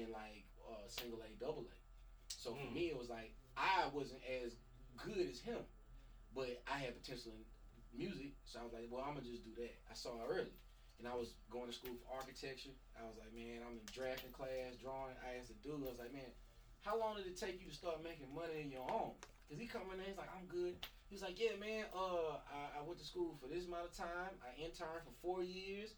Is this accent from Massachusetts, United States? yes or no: no; Mississippi, United States; I'm from Mississippi